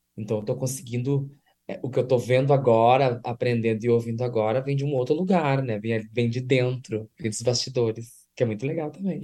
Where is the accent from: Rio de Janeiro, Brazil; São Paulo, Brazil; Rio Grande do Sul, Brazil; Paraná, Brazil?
Rio Grande do Sul, Brazil; Santo Ângelo; Eu sou do interior do estado do Rio Grande do Sul, sou de Santo Ângelo